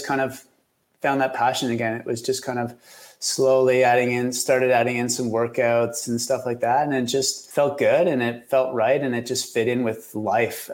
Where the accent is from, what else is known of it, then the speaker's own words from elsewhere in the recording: Kingston, Ontario, Canada; also born or lived in Vancouver; now in Ottawa, Canada; I grew up in Kingston about 2 hours from here, which in Ontario terms isn't very far away.